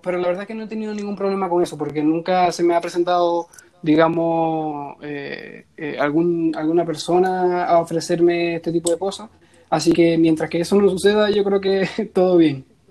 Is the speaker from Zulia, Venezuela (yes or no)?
yes; Zulia, Venezuela; moved away as an adult; now in Chile; yo vivía en el estado Zulia ¿cierto? Yo me gradué como ingeniero de sistema en septiembre del 2017 y me vine a vivir acá en Chile